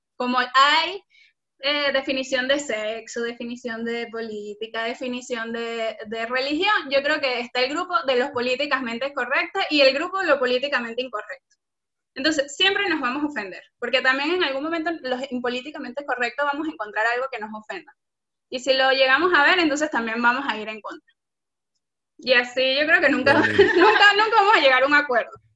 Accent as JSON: {"language": "Spanish", "area": "Margarita Island", "region": "Nueva Esparta", "country": "Venezuela", "moved": "yes", "said": "somos venezolanos, venimos de, muy casualmente de la isla de Margarita"}